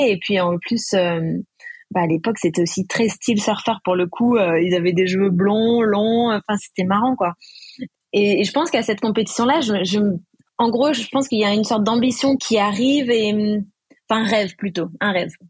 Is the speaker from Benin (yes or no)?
no; Réunion, France; also born or lived in Bayonne; Quand on vient de la Réunion, en fait, on est loin un peu de tout et dans le milieu du surf aussi.